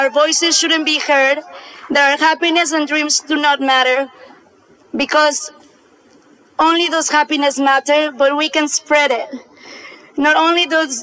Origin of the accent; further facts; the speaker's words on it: Mexico City, Mexico; I was born in Mexico City.